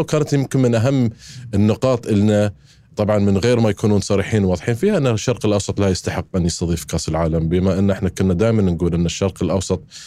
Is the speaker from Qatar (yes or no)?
yes; Qatar; أنا كقطري عايش في قطر